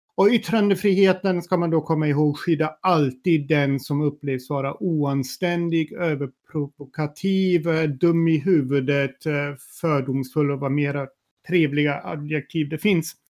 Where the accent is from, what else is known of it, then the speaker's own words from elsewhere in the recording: Sweden; som svensk med tyska rötter